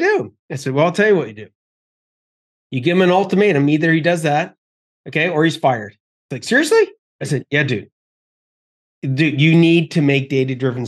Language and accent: English; Canada; being Canadian